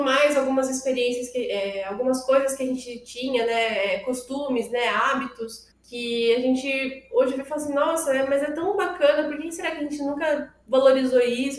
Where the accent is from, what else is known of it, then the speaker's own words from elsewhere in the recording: Brazil; also born or lived in Japan; E a gente nasceu no Japão, mas fomos, crescemos, né? E fomos criados no Brasil